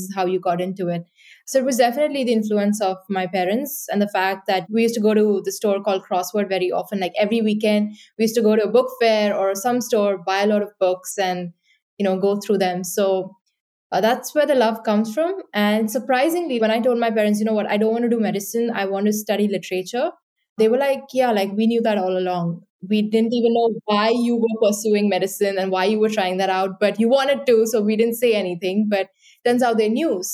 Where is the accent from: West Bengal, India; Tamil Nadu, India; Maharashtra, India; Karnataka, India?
Maharashtra, India; Mumbai; moved away as an adult; also born or lived in Dublin, Ireland; I grew up in Mumbai in India, and then I moved to Dublin for university